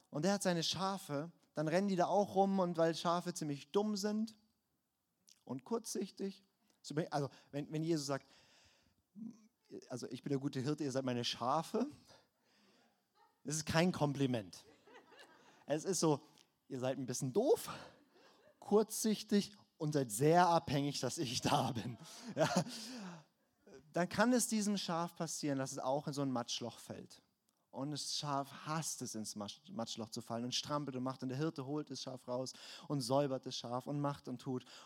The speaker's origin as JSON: {"language": "German", "region": "Baden-Württemberg", "country": "Germany", "said": "ich komme aus dem Schwarzwald, ich kenne mich aus."}